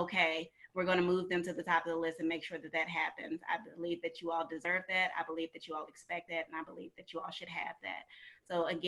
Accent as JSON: {"language": "English", "town": "St. Louis", "region": "Missouri", "country": "United States", "tie": "born or raised there", "also_born_or_lived": "Atlanta, Georgia", "moved": "as an adult", "said": "I was born and raised in St. Louis, Missouri."}